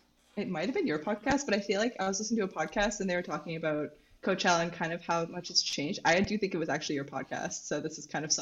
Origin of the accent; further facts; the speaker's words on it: Canada; also born or lived in Victoria, BC; now in Montreal, Canada; Okay, yes, so I'm a student. I am Canadian.